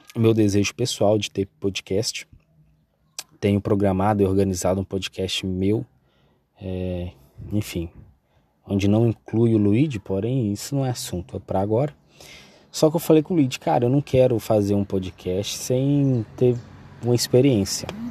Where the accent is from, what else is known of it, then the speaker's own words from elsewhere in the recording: Coronel Fabriciano, Minas Gerais, Brazil; Eu sou mineiro, aqui de Coronel Fabriciano.